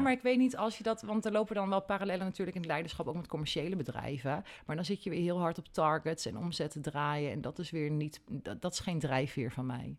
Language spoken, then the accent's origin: Dutch; Nunspeet, Gelderland, Netherlands; also born or lived in Elburg; ik ben in Nunspeet geboren en getogen